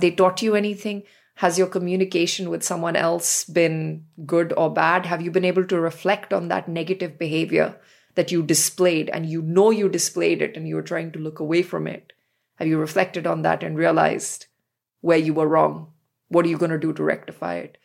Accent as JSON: {"language": "English", "town": "New Delhi", "region": "Delhi", "country": "India", "tie": "born or raised there", "said": "growing up in New Delhi."}